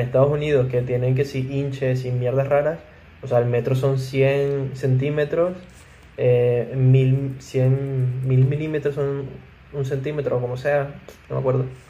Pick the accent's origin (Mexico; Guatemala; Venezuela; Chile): Venezuela; nosotros hablamos español y somos venezolanos.